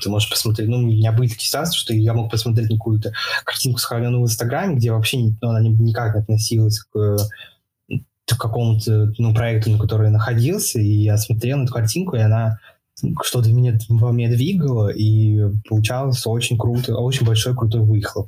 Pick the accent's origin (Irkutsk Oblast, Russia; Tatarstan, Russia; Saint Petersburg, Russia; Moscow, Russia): Saint Petersburg, Russia; в Питере, я из Питера, ну, в Питере в основном.